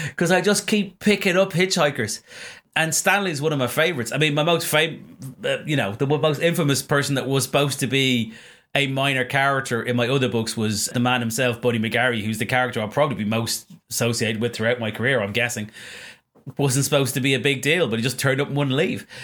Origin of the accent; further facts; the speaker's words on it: Ireland; basically an Irish person